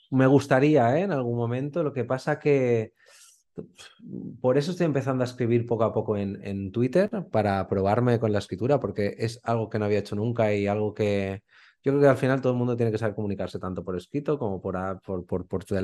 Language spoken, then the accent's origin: Spanish; Spain; como buen español, pensaba, pero si me voy a morir de hambre